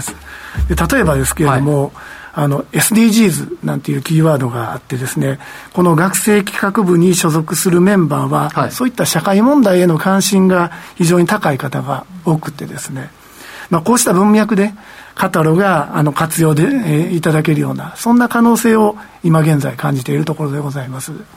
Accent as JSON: {"language": "Japanese", "country": "Japan", "tie": "born or raised there", "moved": "yes", "said": "私自身も、あの、地方出身でございますので"}